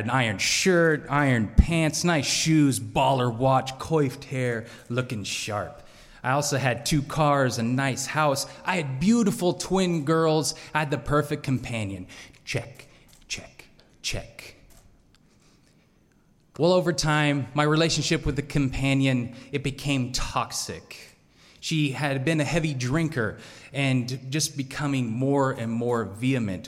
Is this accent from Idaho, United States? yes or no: yes; Salmon, Idaho, United States; also born or lived in Boise, Idaho; I grew up in Salmon, Idaho. Population 3,000.